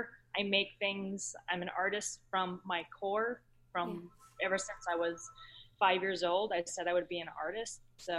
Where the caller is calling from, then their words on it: New York City, New York, United States; I'm calling from New York City.